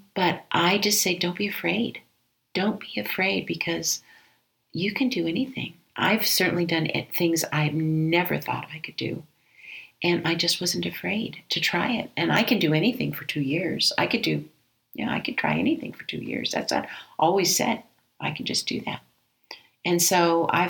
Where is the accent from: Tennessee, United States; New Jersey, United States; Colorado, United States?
Colorado, United States; Denver; also born or lived in Aurora, Colorado; here in my hometown in Denver